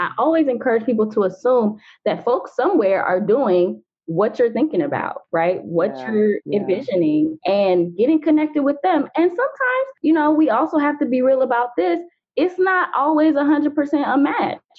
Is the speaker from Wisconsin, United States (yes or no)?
no; Atlanta, Georgia, United States; that's where I am. That's my hometown as well. So shout out to Atlanta